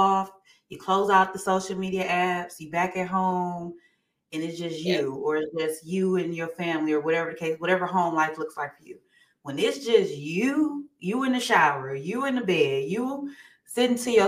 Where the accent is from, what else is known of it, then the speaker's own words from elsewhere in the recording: Saginaw, Michigan, United States; now in Atlanta, United States; I'm from Saginaw originally